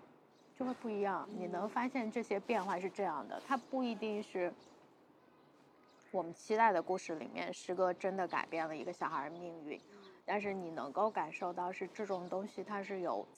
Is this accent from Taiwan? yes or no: no; Taiyuan, Shanxi, China; 对，山西人。